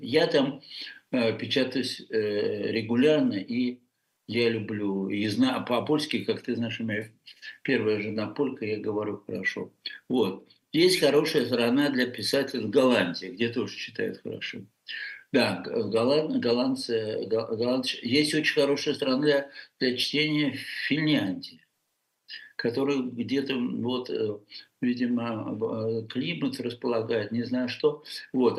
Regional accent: Russia; moved away as an adult; мы все в России воспитаны на французском

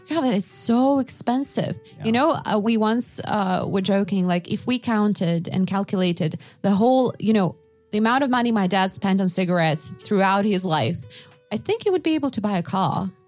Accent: Yakutsk, Sakha Republic, Russia; moved away; I was born in Yakutsk

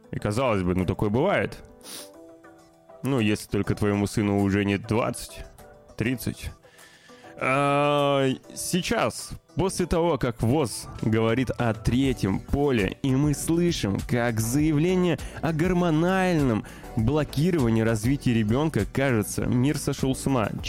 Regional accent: Novosibirsk, Novosibirsk Oblast, Russia; появились свежие обновления замечательного проекта «Смута», который разрабатывается в моем родном городе Новосибирске.

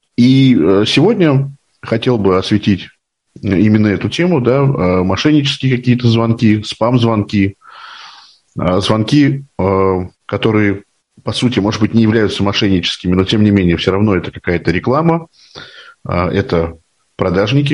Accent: Moscow, Russia; Мне 41 год, я из Москвы

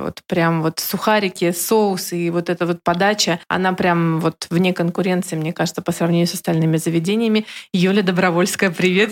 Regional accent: Kaliningrad, Kaliningrad Oblast, Russia; я коренной житель Калининграда

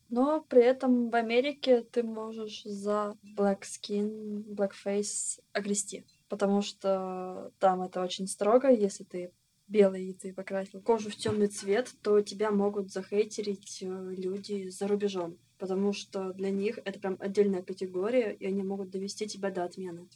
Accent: Kirov, Kirov Oblast, Russia; Я из небольшого города, я из Кирова

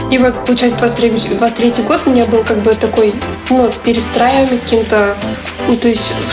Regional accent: Kazan, Tatarstan, Russia; Мне 23. Я из Казани, из Татарстана.

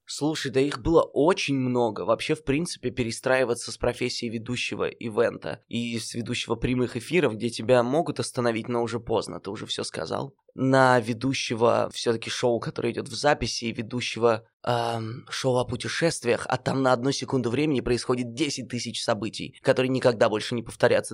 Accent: Nizhny Tagil, Sverdlovsk Oblast, Russia; moved away as an adult; also born or lived in Yekaterinburg; я родился в Нижнем Тагиле

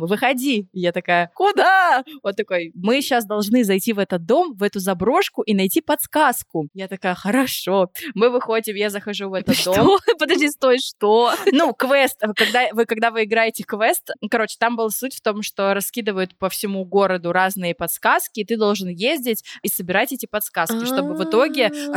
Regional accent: Vorkuta, Komi Republic, Russia; я из Воркуты

